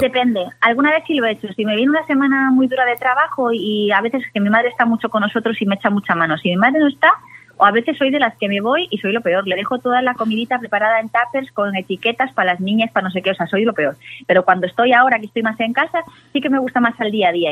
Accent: Galicia, Spain; como buena gallega

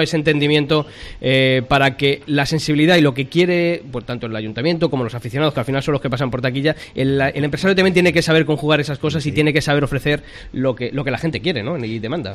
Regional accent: Madrid, Community of Madrid, Spain; quienes somos de Madrid

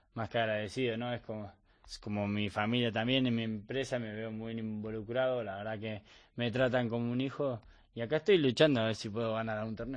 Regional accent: Bahía Blanca, Buenos Aires Province, Argentina; moved away as an adult; now in Spain; yo soy de Bahía Blanca, que a 700 kilómetros de Buenos Aires.

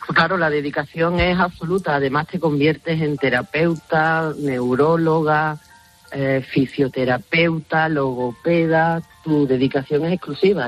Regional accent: Museros, Valencian Community, Spain; en mi pueblo que es Museros en Valencia

